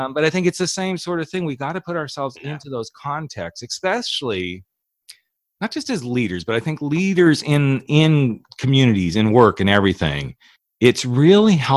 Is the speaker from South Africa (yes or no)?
no; Napa Valley, California, United States; I grew up in the Napa Valley.